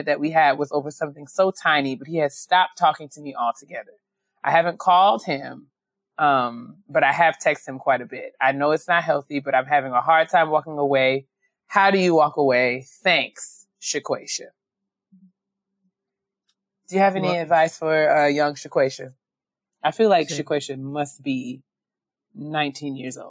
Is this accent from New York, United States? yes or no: yes; White Plains, New York, United States; I grew up in White Plains